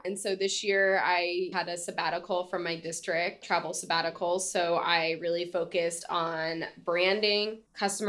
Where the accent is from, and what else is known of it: United States; also born or lived in San Diego, California